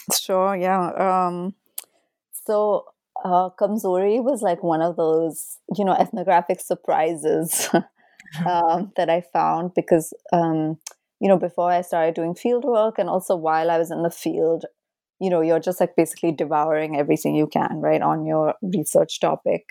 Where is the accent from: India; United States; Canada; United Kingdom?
India; my own complicity as an Indian citizen